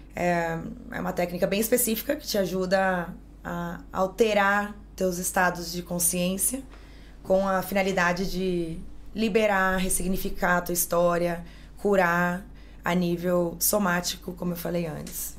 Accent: Maringá, Paraná, Brazil; moved away as an adult; now in Spain; eu sou de Maringá, no Paraná. Me mudei para Espanha há 18 anos

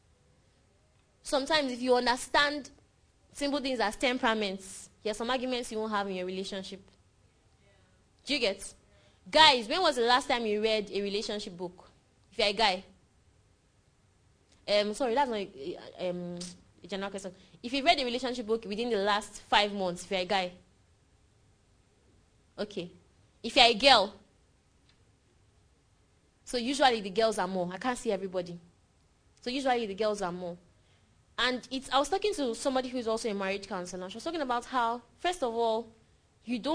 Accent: Nigeria; I'm less a Nigerian than Buhari is

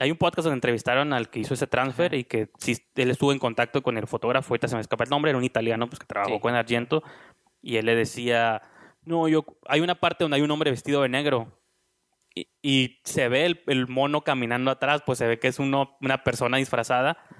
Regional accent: Mexico; nosotros como mexicanos

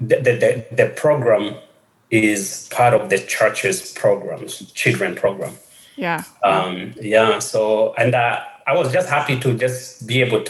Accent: Kenya; moved away; growing up in Kenya was a bit different from the life I have right now or my life after childhood.

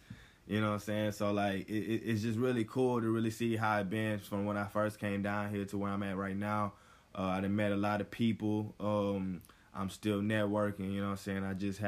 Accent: the South, United States; now in Los Angeles, United States; when I first came down here to L.A. Back in the summer of 2018, you know, it was a brand new spot. I'm from the South, you know what I'm saying? So coming out to the West Coast, not really knowing anybody

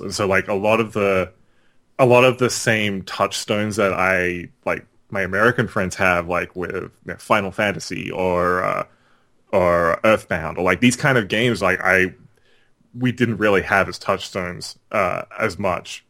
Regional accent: Australia; I grew up in Australia

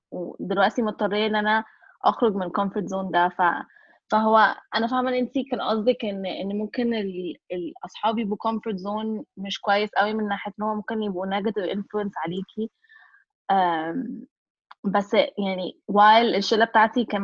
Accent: Egypt; احنا شله مصريه

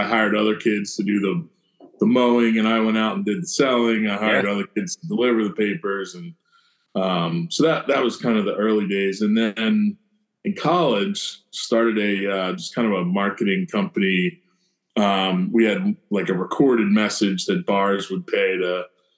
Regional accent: Chadds Ford, Pennsylvania, United States; also born or lived in Delaware; I grew up in Chad's Ford, Unionville High School

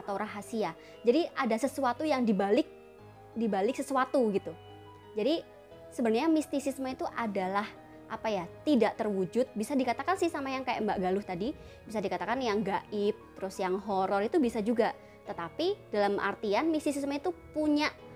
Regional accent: Java, Indonesia; saya kan orang Jawa. Orang tua saya Jawa

